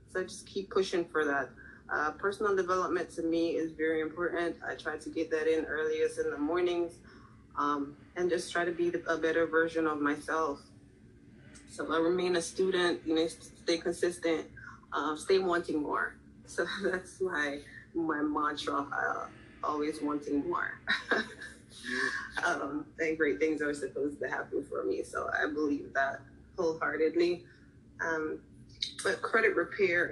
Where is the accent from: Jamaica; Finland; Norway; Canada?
Jamaica; also born or lived in Philadelphia; now in Florida, United States; I'm actually from Jamaica.